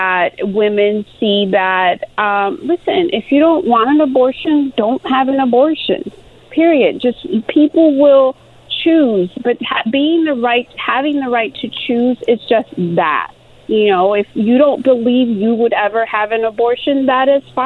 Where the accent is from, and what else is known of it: Chicago, Illinois, United States; born or raised there; moved away as an adult; also born or lived in Mexico; now in Los Angeles, United States